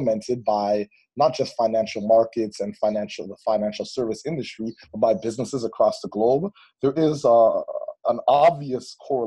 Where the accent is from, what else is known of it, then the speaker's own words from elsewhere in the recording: Toronto, Ontario, Canada; I grew up in East Toronto and in the Malvern and Kingston Gallo communities